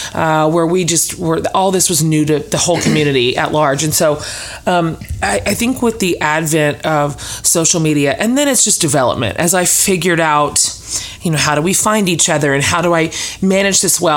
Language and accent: English; Kansas, United States; now in Austin, United States; I was born in Kansas